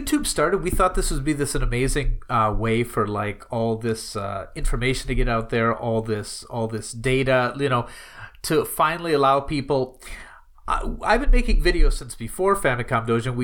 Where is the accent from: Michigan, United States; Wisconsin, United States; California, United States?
Wisconsin, United States; moved away as an adult; now in Japan; I grew up living in Wisconsin